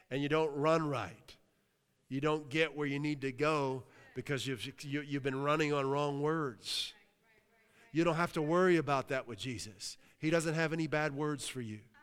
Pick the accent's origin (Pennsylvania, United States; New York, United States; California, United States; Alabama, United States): Pennsylvania, United States; New Castle; now in Massachusetts, United States; I came from a, a town, Newcastle, P A, uh, amazing city